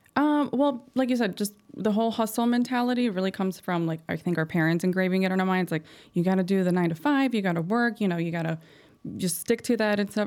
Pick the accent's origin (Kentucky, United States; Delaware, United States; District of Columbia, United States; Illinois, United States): Illinois, United States; Chicago; I'm from Chicago. I was born here